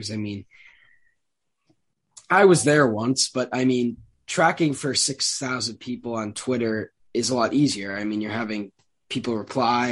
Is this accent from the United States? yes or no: yes; Norton, Massachusetts, United States; I'm from Massachusetts. So Norton.